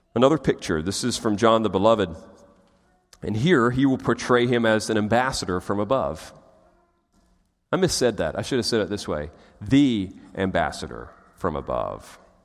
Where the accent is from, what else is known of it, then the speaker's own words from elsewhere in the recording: United States; as Americans